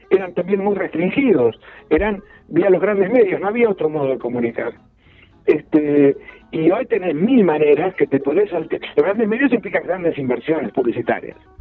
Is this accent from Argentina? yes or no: yes; Ayacucho, Buenos Aires Province, Argentina; yo nací en un pueblo, en Ayacucho, en la provincia de Buenos Aires